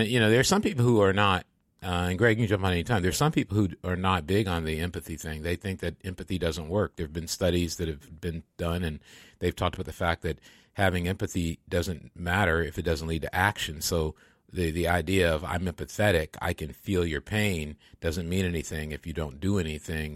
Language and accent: English; Michigan, United States; moved away; where I grew up in Michigan